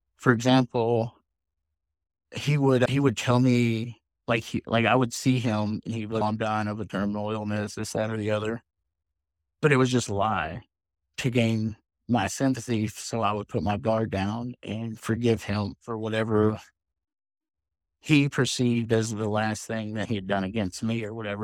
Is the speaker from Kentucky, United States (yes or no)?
yes; Louisville, Kentucky, United States; moved away; I grew up in Louisville, Kentucky, but I lived quite a few different places.